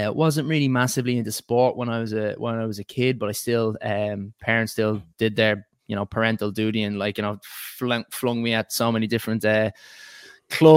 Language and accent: English; Ireland; moved away as an adult; now in England, United Kingdom; I was born in Ireland and I first went to Mount Temple School